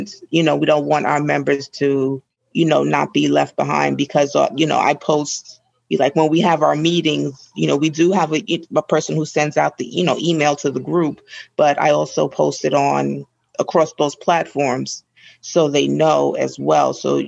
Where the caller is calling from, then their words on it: New York, United States; I'm calling from New York, and I run the social media pages for my chapter, the Greater New York chapter